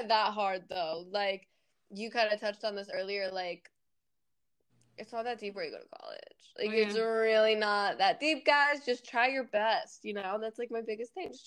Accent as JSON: {"language": "English", "region": "Florida", "country": "United States", "tie": "born or raised there", "also_born_or_lived": "Fort Wayne / Chicago", "moved": "as an adult", "lives_now": "Buffalo, United States", "said": "I grew up in Florida pretty much for my whole like middle school and high school"}